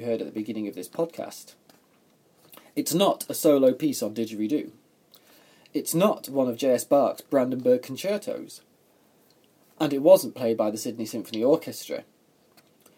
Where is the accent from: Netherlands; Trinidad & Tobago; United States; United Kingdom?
United Kingdom; England; I'm an Englishman, as you might have already told by my accent.